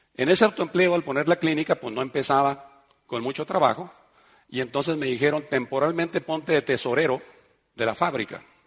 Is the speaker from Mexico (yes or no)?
yes; Mexico; moved away; also born or lived in Spain; yo quería volver a mi ciudad, a mi pueblo